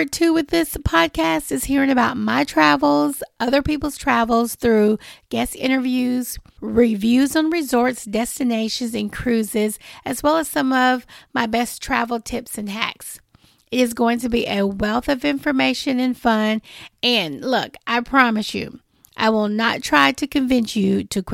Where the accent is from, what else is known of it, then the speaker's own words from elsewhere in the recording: Nashville, Tennessee, United States; I was born and raised in Nashville, Tennessee